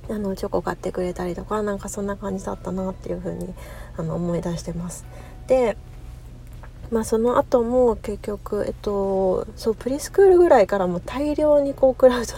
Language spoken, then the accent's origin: Japanese; Japan; moved away as an adult; also born or lived in United States (West Coast); now in United States; で私今アメリカに住んでるんですけれどもあの生まれ育ったのは日本なので